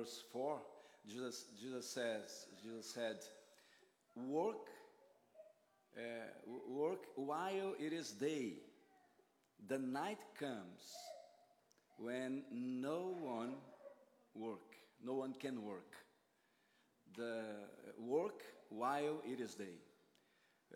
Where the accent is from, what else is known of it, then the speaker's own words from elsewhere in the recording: Brazil; accent: Brazilian; English is a second language; I'm Brazilian. And my accent is is Brazilian, of course